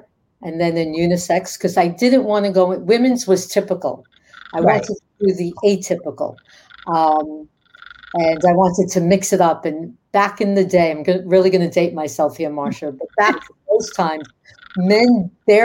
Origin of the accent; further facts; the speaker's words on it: New York City, New York, United States; I grew up in the Bronx, New York. I'm a tough cookie.